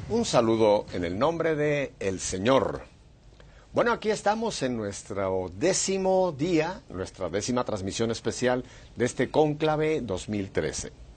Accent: Mexico City, Mexico; now in United States; Yo soy nacido en Ciudad de México

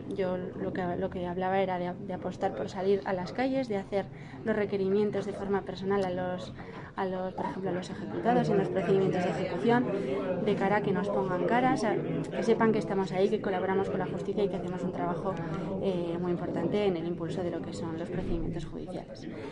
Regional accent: Navarre, Spain; Navarra, de donde soy yo

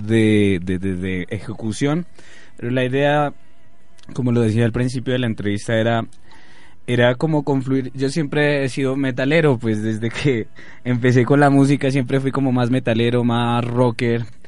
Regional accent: La Unión, Nariño, Colombia; moved away as an adult; also born or lived in San Lorenzo, Nariño / Barranquilla; mis raíces son lorenceñas, arracacheras, como les dicen, eh, San Lorenzo, Nariño, pero me crié en La Unión

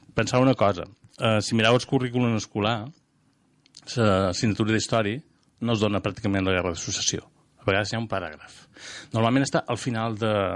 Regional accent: Mallorca, Balearic Islands, Spain; now in Valencia, Spain; nascut a Mallorca, temps família a Catalunya, la meva filla de la Franja, jo visc a València

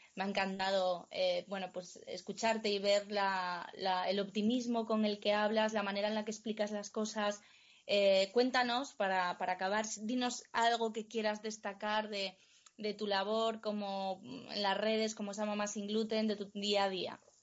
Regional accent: Cangas del Narcea, Asturias, Spain; en Cangas del Narcea, en mi pueblo

